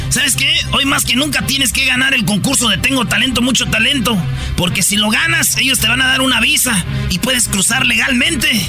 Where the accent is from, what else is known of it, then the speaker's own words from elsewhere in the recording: Jalisco, Mexico; Bueno, yo soy de Jalisco, no quiero decir exactamente de dónde por problemas personales